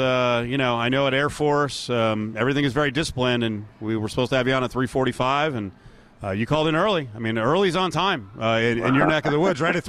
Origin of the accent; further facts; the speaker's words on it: Monmouth County, New Jersey, United States; I did not know you were a Jersey Shore guy because I am as well. I'm from Monmouth County. My parents actually in Middletown, Middletown South, and, you know, near CBA, like probably 3 miles from CBA.